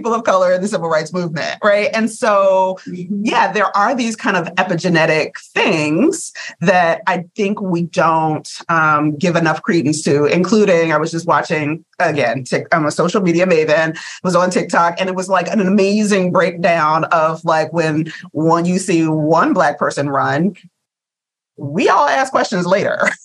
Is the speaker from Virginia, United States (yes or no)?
yes; Virginia, United States; I'm a Virginia girl